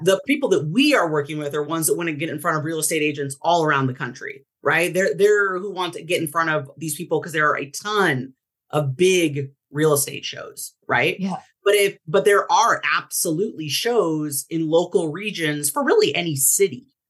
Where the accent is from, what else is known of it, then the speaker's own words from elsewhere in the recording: Portland, Oregon, United States; I grew up in Portland, Oregon.